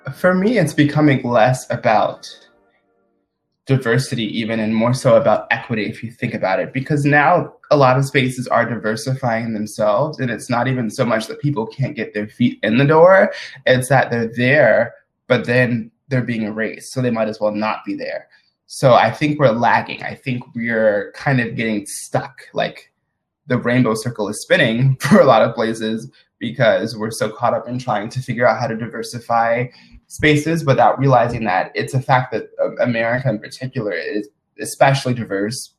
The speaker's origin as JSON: {"language": "English", "town": "Madison", "region": "Mississippi", "country": "United States", "said": "I'm originally from Madison, Mississippi, which is like a suburb of the capital of Mississippi, which is Jackson. And I'm currently actually at home in Mississippi"}